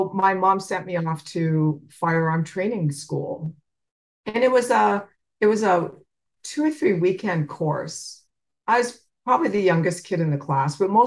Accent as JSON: {"language": "English", "region": "Saskatchewan", "country": "Canada", "tie": "born or raised there", "said": "I grew up in Canada on a farm."}